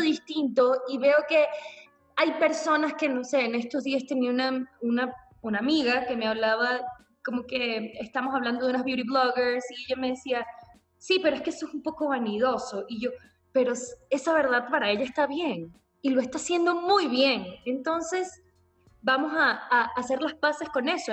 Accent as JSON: {"language": "Spanish", "country": "Venezuela", "said": "me sentí representada como mujer venezolana"}